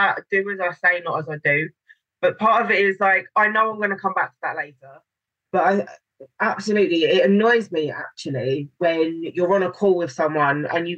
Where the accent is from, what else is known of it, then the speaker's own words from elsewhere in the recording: London, United Kingdom; I'm from London and we've still got so much greenery